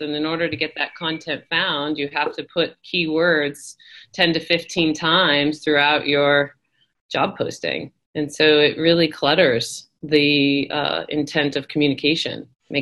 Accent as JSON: {"language": "English", "town": "Irvine", "region": "California", "country": "United States", "tie": "born or raised there", "moved": "as an adult", "lives_now": "Boston, United States", "said": "Southern California, Orange County. Graduated high school in Irvine"}